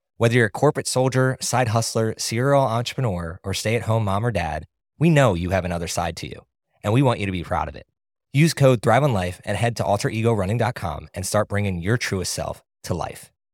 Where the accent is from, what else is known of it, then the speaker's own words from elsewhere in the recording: East Coast, United States; moved away; I grew up on the East Coast